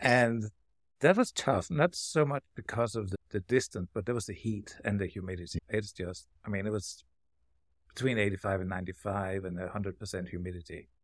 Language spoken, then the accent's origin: English; Denmark; now in Silver City, United States; I'm from Denmark, across the pond